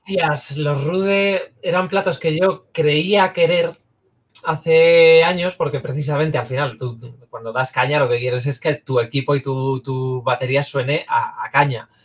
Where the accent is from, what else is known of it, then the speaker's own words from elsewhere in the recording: Cantabria, Spain; moved away as an adult; técnicamente yo nací eh, y me crié hasta los 18, 19 en Cantabria. Así que legalmente soy cántabra.